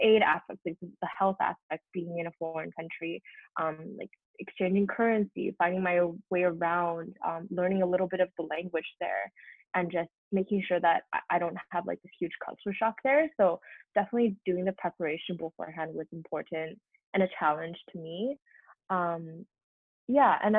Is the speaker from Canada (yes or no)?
yes; Vancouver, British Columbia, Canada; moved away as an adult; also born or lived in Montreal; I grew up in Vancouver